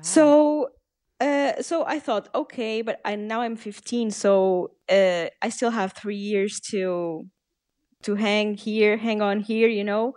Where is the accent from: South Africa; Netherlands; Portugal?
Portugal; English is a second language; I'm Portuguese, I'm half Portuguese and half Canadian, uh, but I was born in Portugal and I live in Portugal